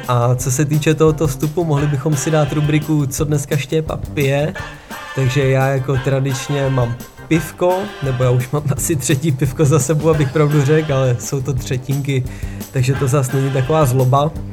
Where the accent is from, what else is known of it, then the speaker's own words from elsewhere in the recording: Czechia; now in Denmark; u nás v Čechách